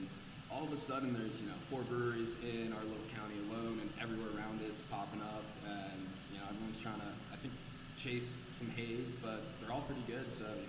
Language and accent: English; New Jersey, United States; moved away; I'm from New Jersey.